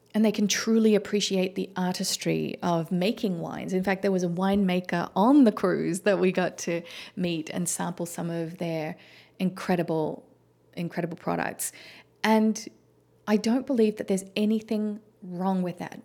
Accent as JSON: {"language": "English", "town": "Melbourne", "region": "Victoria", "country": "Australia", "tie": "born or raised there", "moved": "as an adult", "lives_now": "United States", "said": "Melbourne, the city that I grew up"}